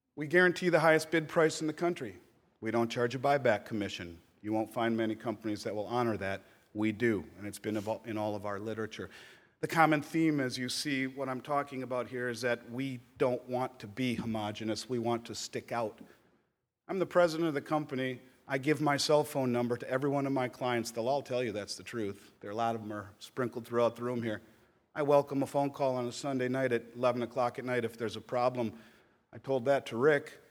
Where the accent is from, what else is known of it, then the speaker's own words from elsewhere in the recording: Minnesota, United States; my home state of Minnesota